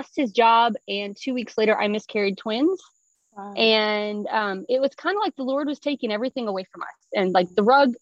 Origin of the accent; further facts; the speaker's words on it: Tennessee, United States; moved away as an adult; also born or lived in north of Boston, Massachusetts; now in South Asia; I'm originally from Tennessee